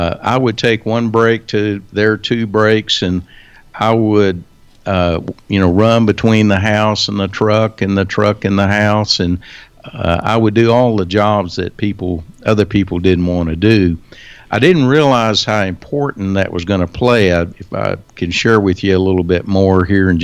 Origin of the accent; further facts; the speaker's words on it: Wichita Falls, Texas, United States; I was born and raised here in Wichita Falls